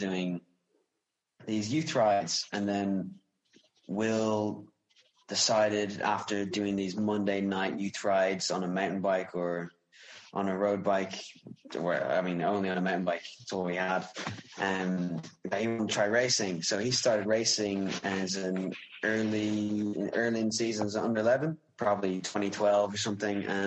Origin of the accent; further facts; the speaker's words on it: Wicklow, Leinster, Ireland; I'm an Irish cyclist from Wicklow